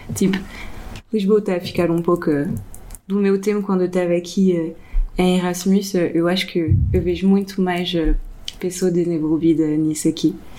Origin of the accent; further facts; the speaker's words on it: France; now in Portugal; eu cresci sempre na França, mas também um pouco aqui